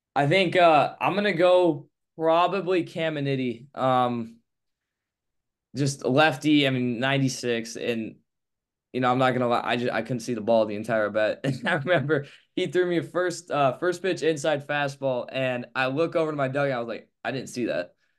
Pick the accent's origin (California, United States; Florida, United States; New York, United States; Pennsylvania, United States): California, United States; Palo Alto; growing up in Palo Alto, I'll look out of my high school